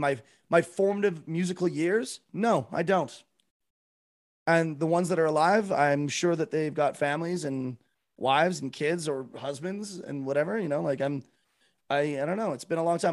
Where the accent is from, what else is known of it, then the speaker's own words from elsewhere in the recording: Canada; I'm from Canada. I live in Calgary, Alberta